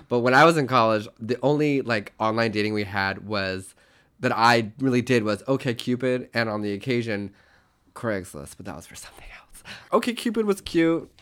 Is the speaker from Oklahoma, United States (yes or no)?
yes; Tulsa, Oklahoma, United States; I was born in eighty-seven in Tulsa, Oklahoma.